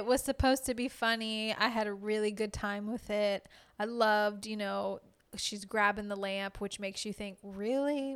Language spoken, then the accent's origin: English; Louisiana, United States; I'm from Louisiana